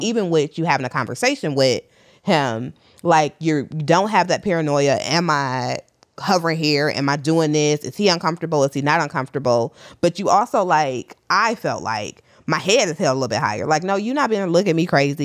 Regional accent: Detroit, Michigan, United States; now in New York, United States; I'm also from Detroit. So Detroit raised me, but New York made me 'cause that's where I live currently.

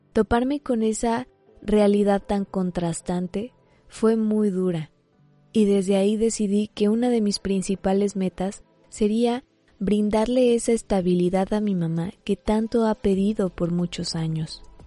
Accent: Mexico; Yo soy mexicana

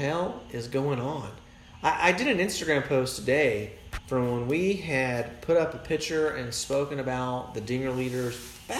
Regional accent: Tennessee, United States; I came from a cool city. I was born in Tennessee

